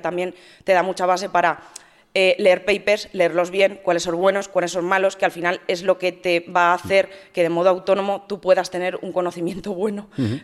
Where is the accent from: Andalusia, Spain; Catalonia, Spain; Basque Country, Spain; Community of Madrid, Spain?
Community of Madrid, Spain; Madrid; moved away as an adult; also born or lived in Valencia; now in Andorra; Soy nacida en Madrid, eh, he vivido en Madrid hasta los treinta